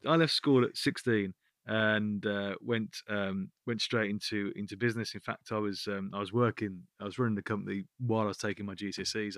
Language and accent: English; Birmingham, West Midlands, United Kingdom; I'm from Birmingham